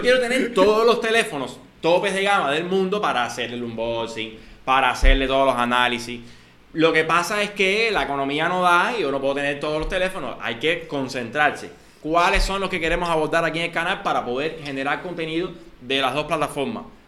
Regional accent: Cuba; somos cubanos

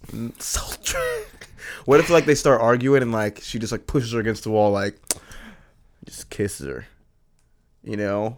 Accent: Florida, United States; we, we're from Florida, very southern state

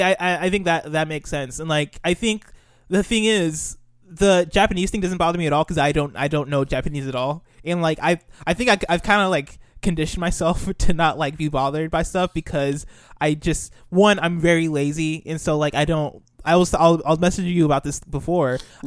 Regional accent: Nigeria; Yeah, he played as a Nigerian, actually, and I'm Nigerian

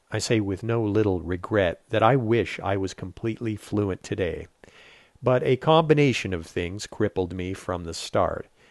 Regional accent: Saint-Jean-sur-Richelieu, Quebec, Canada; first language English; being an English speaker in Saint-Jean

